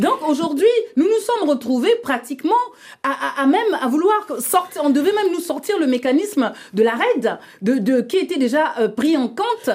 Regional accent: Republic of the Congo; le bassin du Congo, dont je suis issue, la République du Congo

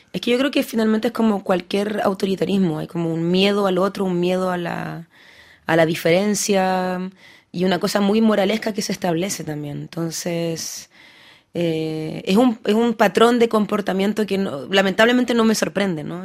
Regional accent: Paris, Île-de-France, France; also born or lived in Lille, France; yo nací en Lille, después me vine a París, muy joven.

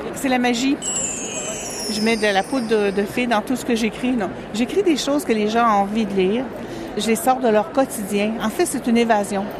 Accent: Normandy, France; moved away; De France. Je viens de Normandie

